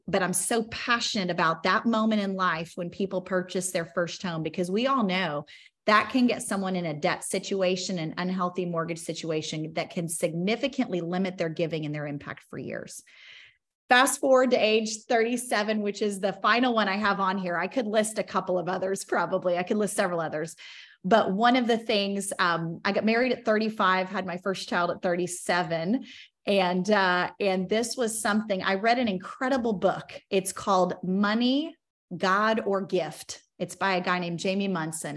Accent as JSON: {"language": "English", "town": "Bartlesville", "region": "Oklahoma", "country": "United States", "tie": "born or raised there", "said": "We grew up in Bartlesville, Oklahoma, just on a rinky dink municipal golf course on hole 14"}